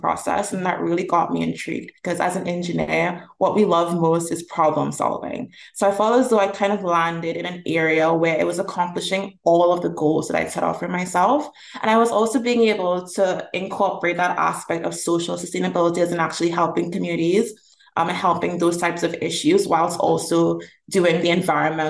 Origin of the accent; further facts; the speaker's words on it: Trinidad & Tobago; now in Toronto, Canada; I'm originally from Trinidad and Tobago, which is in the Caribbean.